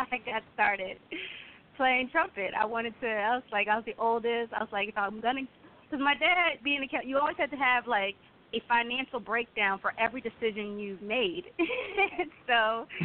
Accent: Fairfax County, Virginia, United States; my first instrument growing up in Fairfax County in Virginia was the cello

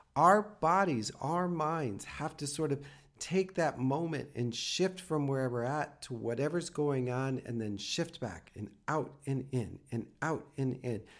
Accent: the Midwest, Minnesota, United States; I come from the Midwest and Minnesota can get cold

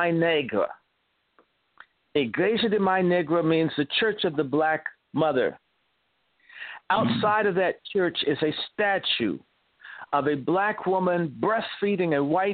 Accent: the South, United States; I'm a Southerner

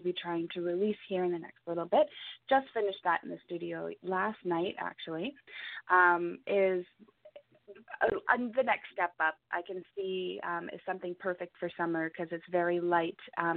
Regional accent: Ontario, Canada; now in British Columbia, Canada; I'm originally from Ontario as well, but I moved out here.

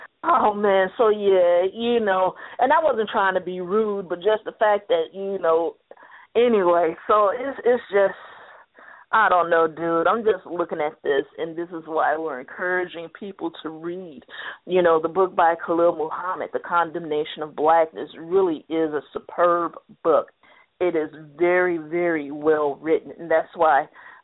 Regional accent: United States; I'm an American

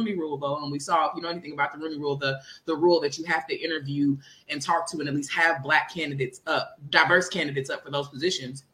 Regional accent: Kansas City, Missouri, United States; moved away as an adult; I have not lived in Kansas City, my hometown, since I was 18 years old.

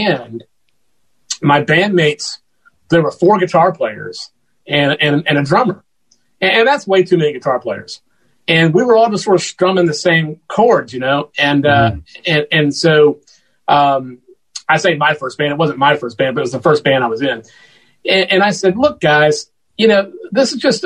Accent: Macon, Georgia, United States; I eventually moved out of my home into a building in downtown Macon, Georgia, where I'm proud to serve as the music ambassador here, the official music ambassador. And, cause I love my hometown

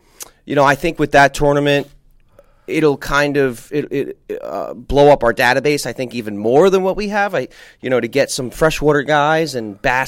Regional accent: New Jersey, United States; moved away; New Jersey, you know, my home state

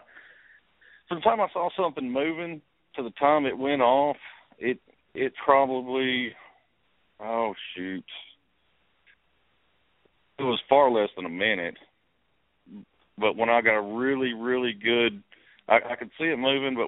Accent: East Texas, United States; I grew up in East Texas and spent my whole life out, you know, hunting and fishing

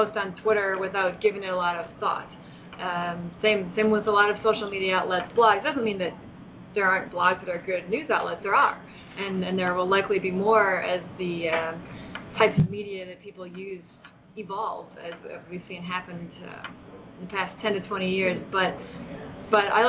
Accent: Minnesota, United States; My home state of Minnesota

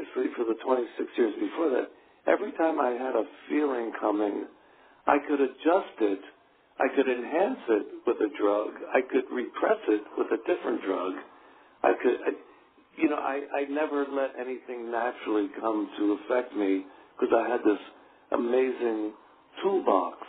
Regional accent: Philadelphia, Pennsylvania, United States; growing up in Philadelphia

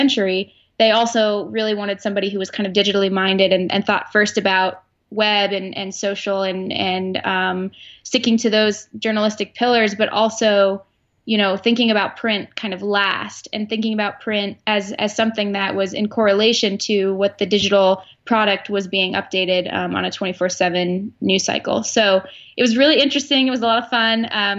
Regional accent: West Coast, United States; also born or lived in Arizona; now in Pennsylvania, United States; I was an outsider in terms of growing up on the West Coast and never really caring or knowing much about Penn State.

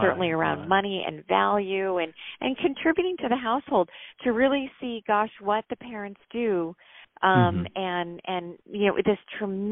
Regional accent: Connecticut, United States; we grew up in Connecticut

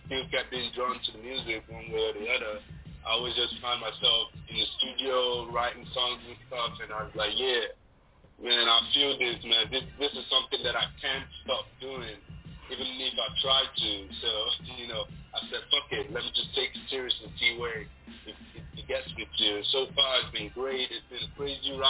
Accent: Lagos, Nigeria; moved away as an adult; also born or lived in Imo State, Nigeria; now in Istanbul, Turkey; I was born and brought up in Lagos, Nigeria

